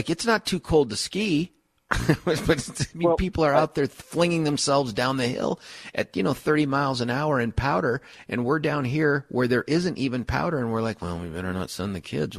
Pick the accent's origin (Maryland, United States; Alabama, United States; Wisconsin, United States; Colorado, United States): Colorado, United States; Like I was two when we moved out here, so I've been here for, you know, the other 37 years.